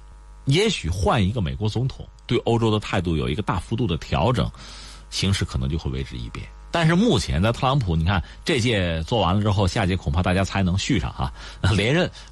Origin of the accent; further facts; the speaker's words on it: China; 我们中国人也吃过他亏吗？